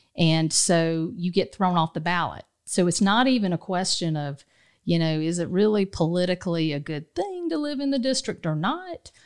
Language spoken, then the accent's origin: English; Dodge County, South Georgia, United States; moved away; I grew up in a, in a place called Dodge County